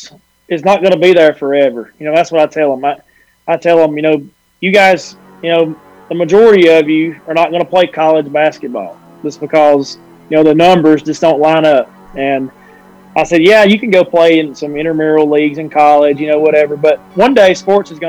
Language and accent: English; Fyffe, Alabama, United States; my wife's from Crossville and I'm from Fife. So we both took jobs here at Crossville and got to come back home